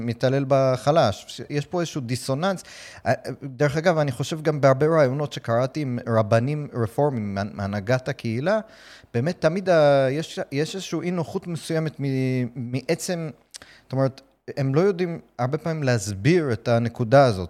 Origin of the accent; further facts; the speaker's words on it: United States; now in Israel; אני גדלתי בארצות הברית